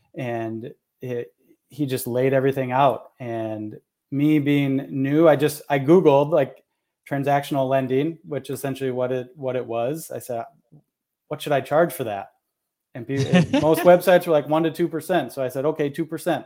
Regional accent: Minnesota, United States; moved away; I'm in Minnesota, born and raised here, and then have lived in a bunch of other places and, and back here now

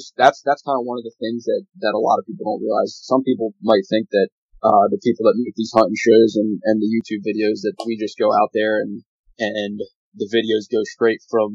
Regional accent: Lancaster County, Pennsylvania, United States; I'm from Lancaster County, Pennsylvania, here in the southeastern part of the state.

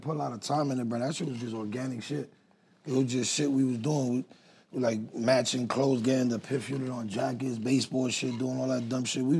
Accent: New York City, New York, United States; I'm from Spanish Harlem

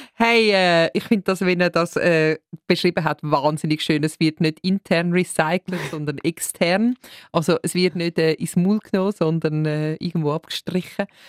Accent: Winterthur, Zurich, Switzerland; moved away; ich komme äh, ursprünglich aus Winterthur

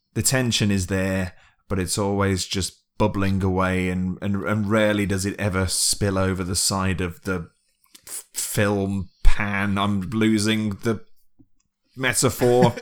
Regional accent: United Kingdom; being British

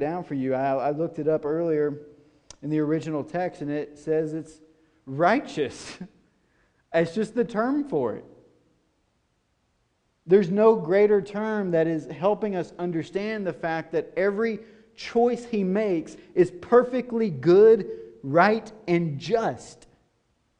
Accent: White House, Tennessee, United States; I'm from White House, Tennessee, rural

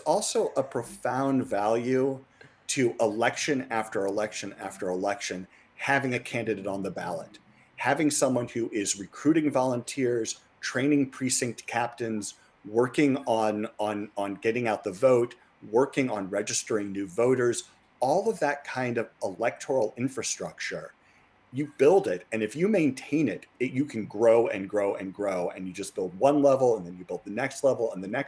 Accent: Missouri, United States; I grew up in Missouri, and when I was a kid, it was a blue state

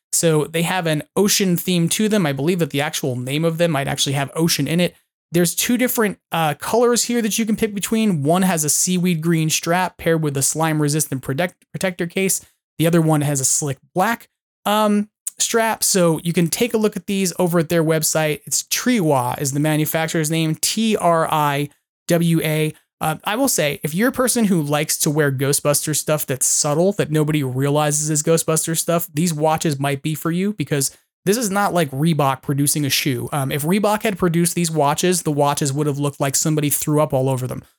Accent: Long Island, New York, United States; moved away as an adult; also born or lived in Poughkeepsie, New York; I grew up on Long Island

